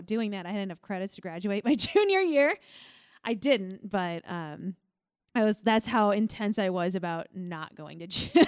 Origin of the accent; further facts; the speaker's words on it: Millstot, Illinois, United States; moved away; I'm from Millstot, Illinois